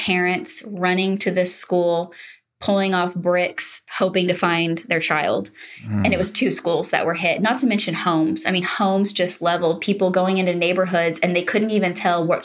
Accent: Oklahoma, United States; I grew up in Oklahoma.

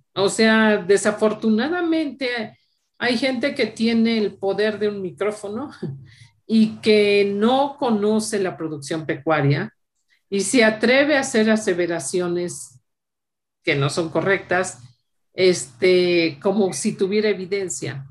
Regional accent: Mexico

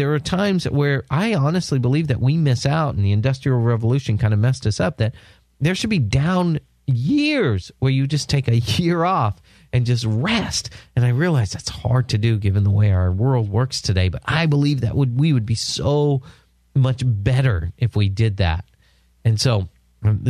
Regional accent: San Diego, California, United States; my hometown of San Diego

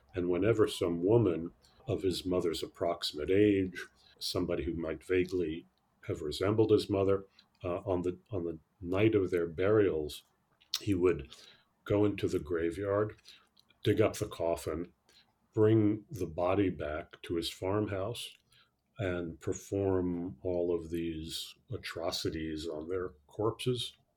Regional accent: New York City, New York, United States; I grew up in New York City, actually, in the 50s, the 60s

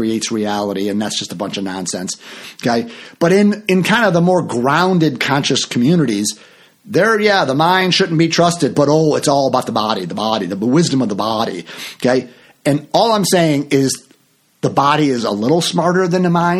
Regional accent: Chicago, Illinois, United States; also born or lived in Florida; I'm from Chicago

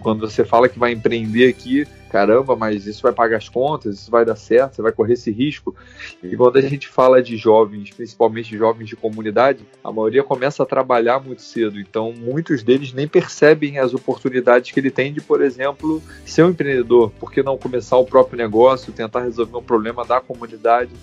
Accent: Rio de Janeiro, Brazil; eu sou carioca aqui do Rio de Janeiro

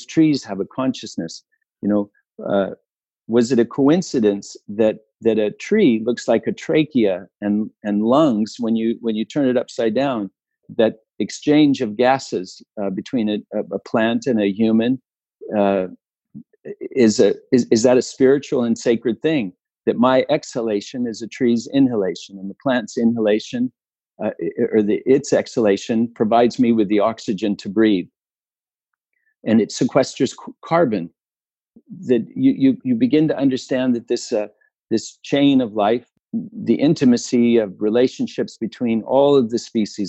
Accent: Utah, United States; also born or lived in California; when I was born in California, we were surrounded by cherry trees and watermelons and cantaloupes and tomato fields. And when we moved to Utah, it was a lot of fruit trees, apricots and apples and pears.

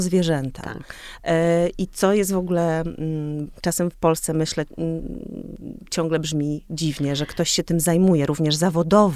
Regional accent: Olsztyn, Warmian-Masurian Voivodeship, Poland; moved away as an adult; also born or lived in Warsaw; obie jesteśmy z Olsztyna, czy właściwie z, Wa- z Warmii

